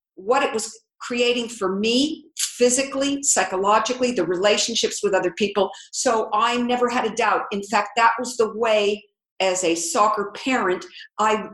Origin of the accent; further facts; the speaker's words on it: California, United States; I'm from California